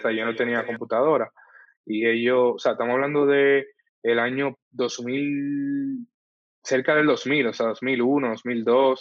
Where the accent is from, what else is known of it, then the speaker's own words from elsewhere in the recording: Santo Domingo, Distrito Nacional, Dominican Republic; yo nací y crecí en el Sánchez, entre el ensanche Luperón y el ensanche Espaillat